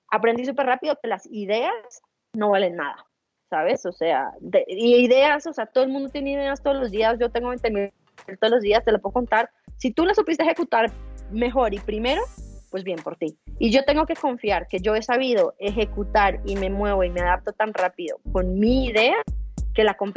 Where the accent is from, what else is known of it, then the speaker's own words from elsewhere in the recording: Bogotá, Colombia; soy colombiana, como bien lo mencionaste, nacida en Bogotá, eh, tengo 31 años en este momento